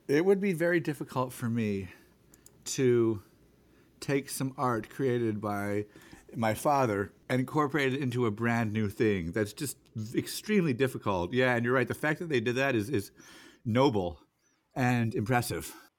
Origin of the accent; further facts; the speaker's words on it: California, United States; now in Seattle, United States; I'm from California